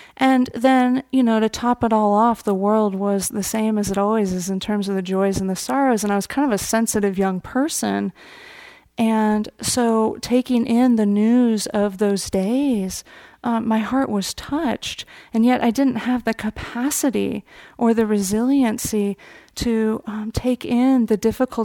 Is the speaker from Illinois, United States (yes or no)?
no; Marin County, California, United States; I grew up here in Marin County.